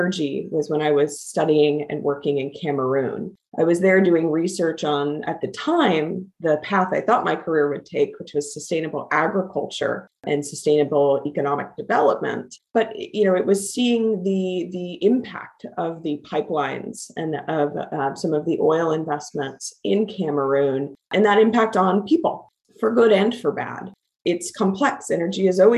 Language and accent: English; Kansas, United States; I grew up in Kansas and grew up for a number of years on a farm in a rural part of Kansas outside of Wichita